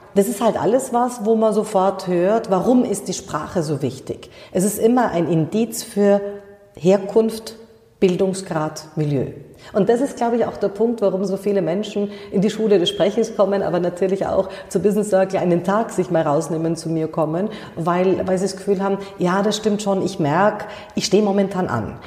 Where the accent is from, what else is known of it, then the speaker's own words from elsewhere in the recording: Munich, Bavaria, Germany; ich bin in München geboren